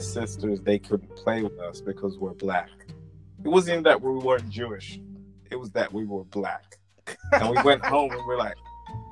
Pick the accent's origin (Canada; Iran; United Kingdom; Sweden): United Kingdom; London; also born or lived in Edgware / Wembley; we moved to Wembley from Edgware or Burnto, and we were in a slightly nicer neighborhood than we were in Edgeware.